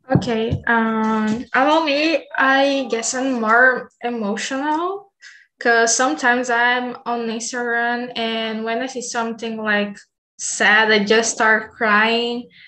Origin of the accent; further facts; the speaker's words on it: Bahia, Brazil; English is a second language; I'm from Bahia.